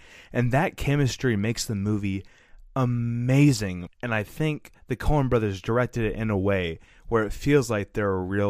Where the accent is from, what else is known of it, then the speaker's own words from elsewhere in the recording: Oklahoma, United States; I am from Oklahoma